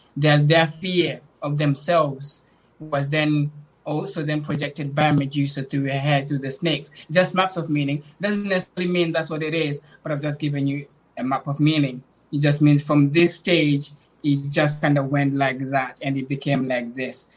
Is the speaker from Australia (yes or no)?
no; Zimbabwe; now in England, United Kingdom; I was born in Zimbabwe, and when I was a little bit older, around six, my mom moved to, to move to England. Uh, during that time period, I moved around the area to live with different family members until 2030, 2010, when I came here in England